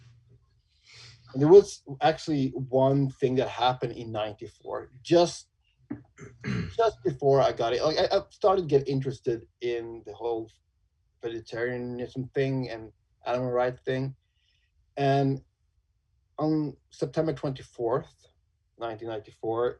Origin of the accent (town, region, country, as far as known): Sweden; born or raised there; also born or lived in Umeå, Sweden